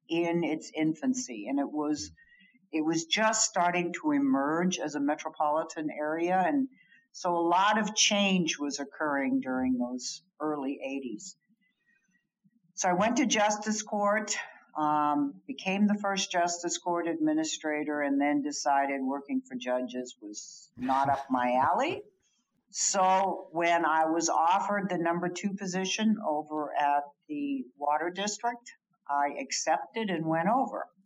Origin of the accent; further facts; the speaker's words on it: Germany; also born or lived in Libya / Washington DC, United States; So I grew up mostly in Germany. We had a brief stint in Libya and Tripoli before the Americans were thrown out and Wheelus Air Force Base was shut down.